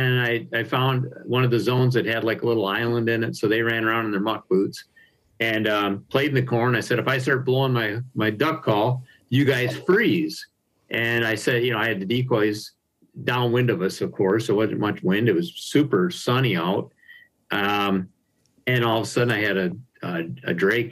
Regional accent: Harrison Township, Michigan, United States; also born or lived in Upper Peninsula, Michigan; growing up in Harrison Township, in Macomb County here

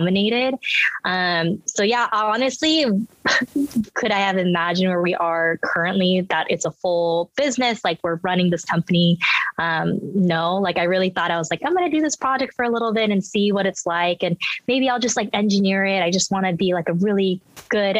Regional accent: United States; English is a second language; also born or lived in Los Angeles / South Korea; I was born in LA, but when I was a baby, we moved back to Korea and then I lived there till six. So I always say like Korea's my first home. And I like, you know, came back to America not knowing English

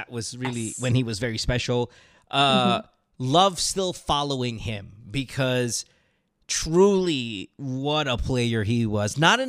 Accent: Marilao, Central Luzon, Philippines; I grew up in Marilao, like Marilao mismo. Like my house is in Marilao

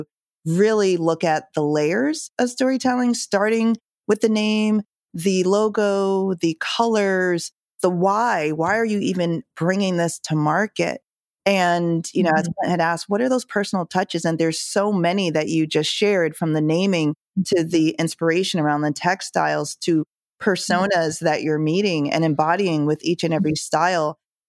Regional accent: Jamaica; born there; I was born in Jamaica. My parents immigrated here.

